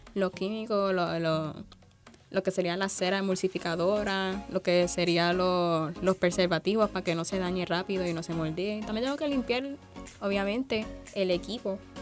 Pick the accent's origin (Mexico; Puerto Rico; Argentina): Puerto Rico; Sabana Grande; yo soy de Sabana Grande, Puerto Rico